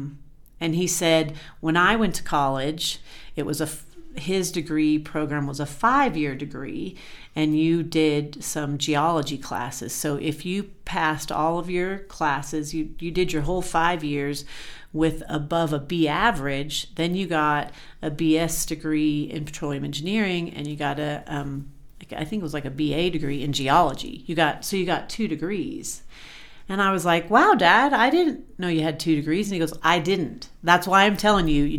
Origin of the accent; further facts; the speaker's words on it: Colorado, United States; moved away; in Colorado, like when we were growing up